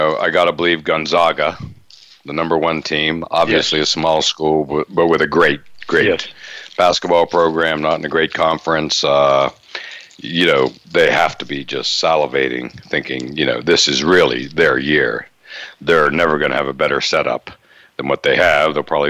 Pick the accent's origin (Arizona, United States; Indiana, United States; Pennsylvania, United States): Indiana, United States; John Wooden, of course, growing up in Indiana.